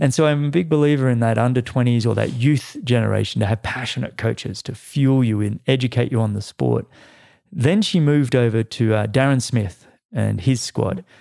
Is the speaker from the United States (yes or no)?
no; Australia; as an Australian